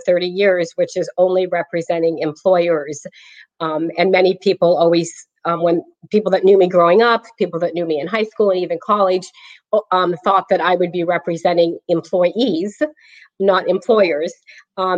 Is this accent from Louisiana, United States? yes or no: no; Clayton, California, United States; now in Brentwood, United States; I was raised in Clayton